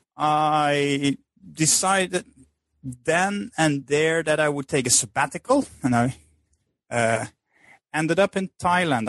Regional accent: Netherlands; moved away as an adult; I'm originally from the Netherlands

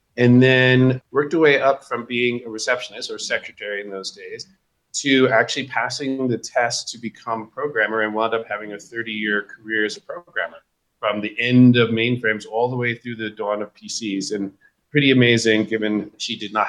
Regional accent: Hudson Valley, New York, United States; I was born in the Hudson Valley of New York to IBM parents

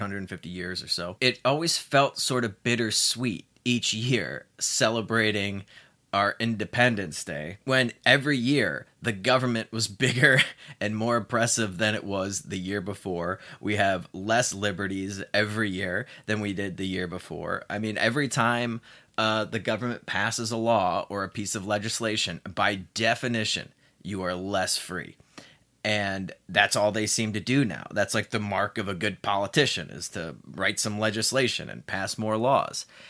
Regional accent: United States; moved away as an adult; now in Mexico

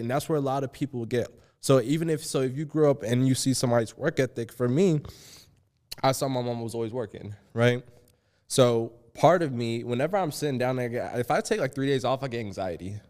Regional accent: Georgia, United States; accent: country; a little bit of my country accent comes out

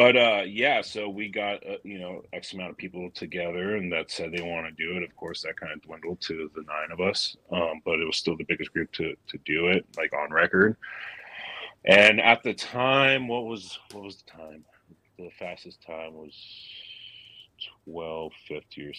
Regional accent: Southern California, United States; now in Oregon, United States; I grew up in SoCal

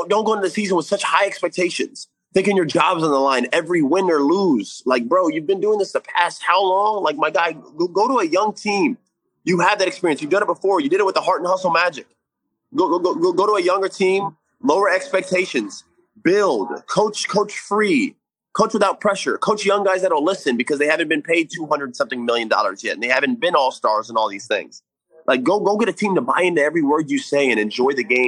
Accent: Florida, United States; me growing up in Florida

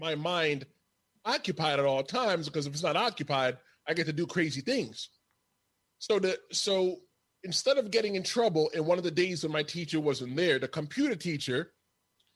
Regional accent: New York City, New York, United States; growing up in New York City in the Bronx

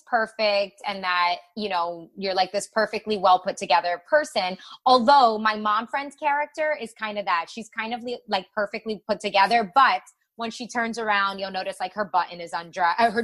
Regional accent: Miami, Florida, United States; I'm from Miami

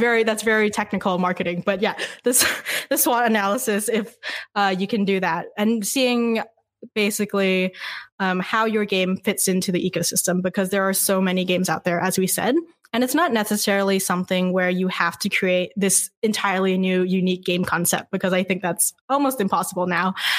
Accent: Vancouver, British Columbia, Canada; now in Montreal, Canada; I'm actually from Vancouver.

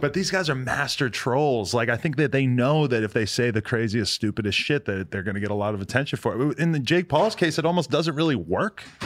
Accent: New Hampshire, United States; now in Los Angeles, United States; I'm from New Hampshire

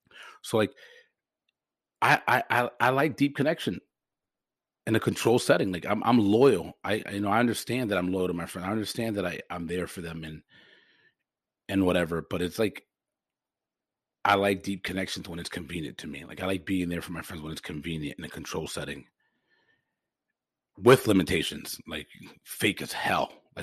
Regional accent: Forest Park, United States; I'm so lucky that I grew up in Forest Park

